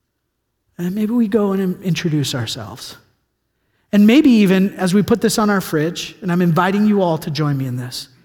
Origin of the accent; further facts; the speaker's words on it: California, United States; moved away; I'm from California